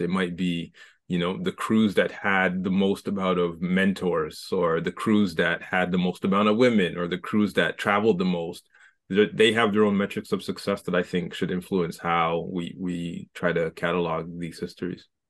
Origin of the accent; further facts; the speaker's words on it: Scarborough, Ontario, Canada; I'm from Scarborough